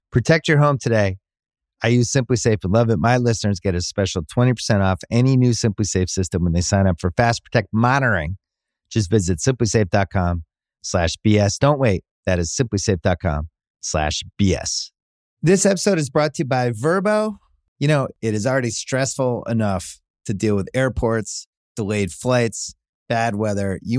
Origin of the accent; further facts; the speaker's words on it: Fort Worth, Texas, United States; I was growing up in Fort Worth